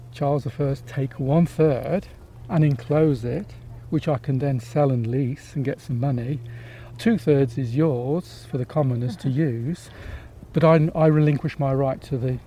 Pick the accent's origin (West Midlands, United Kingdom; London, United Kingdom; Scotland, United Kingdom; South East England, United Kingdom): West Midlands, United Kingdom; Coventry; also born or lived in Malvern; I was born in Coventry, and my father came to this country. He's Polish.